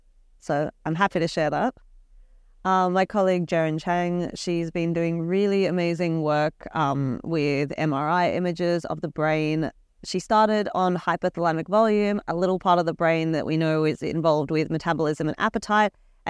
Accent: Australia; I'm from the University of Queensland, all the way from Australia.

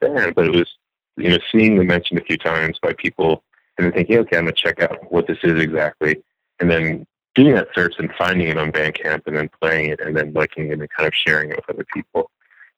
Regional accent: New Jersey, United States; I grew up in New Jersey

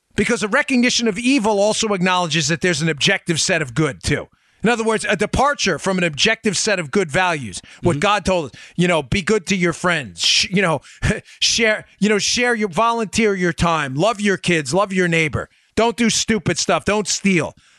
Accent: United States; I'm American

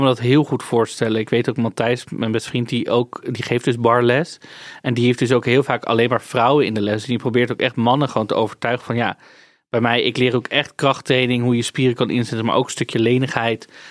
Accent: Amsterdam, North Holland, Netherlands; Ik ben daar geboren getogen. Ik heb daar niet gekozen om te wonen, hè? Is gewoon waar ik vandaan kom.

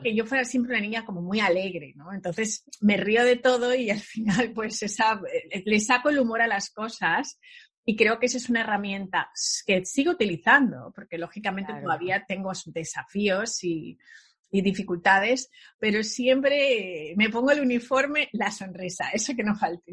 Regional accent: Spain; moved away as an adult; now in New York, United States; en España en aquella época, yo nací en los 70

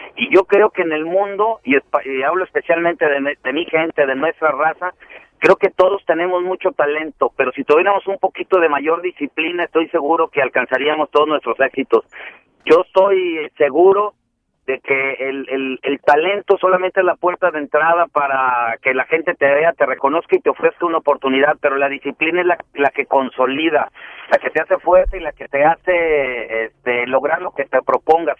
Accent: Tepic, Nayarit, Mexico; Soy originario de Tepic, Nayarit

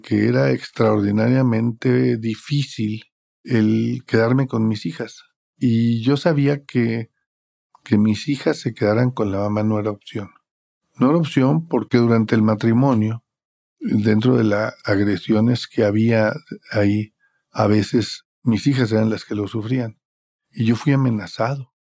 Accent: Monterrey, Nuevo León, Mexico; soy originado de Monterrey

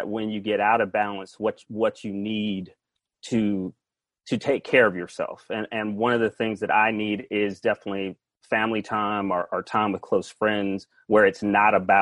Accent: Atlanta, Georgia, United States; moved away as an adult; now in California, United States; I am from Atlanta, Georgia

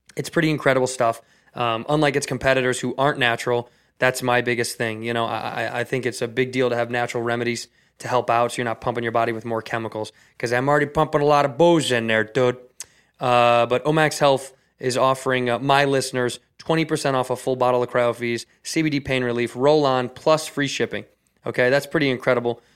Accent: Chicago, Illinois, United States; now in Southern California, United States; Chicago, my hometown

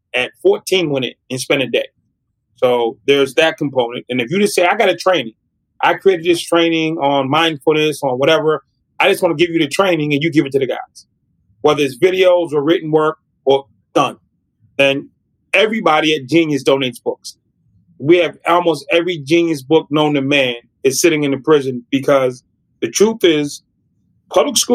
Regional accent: United States; I'm an American

